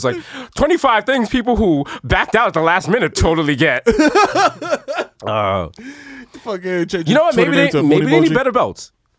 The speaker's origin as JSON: {"language": "English", "country": "Jamaica", "said": "I'm Jamaican."}